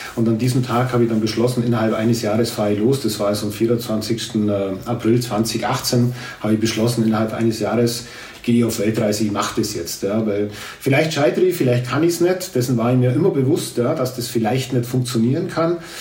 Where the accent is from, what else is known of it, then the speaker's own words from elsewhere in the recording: Grumbach, Bavaria, Germany; als ich Grumbach verlassen habe